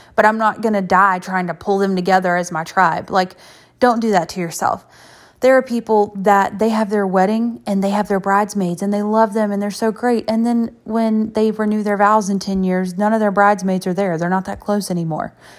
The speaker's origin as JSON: {"language": "English", "town": "Ninety Six", "region": "South Carolina", "country": "United States", "tie": "born or raised there", "said": "I'm from ninety-six"}